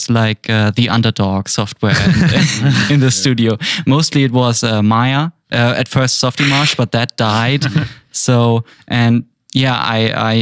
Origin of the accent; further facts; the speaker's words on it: Munich, Bavaria, Germany; moved away as an adult; now in Amsterdam, Netherlands; I'm from Germany. I'm a 3D artist from Germany, Munich, previously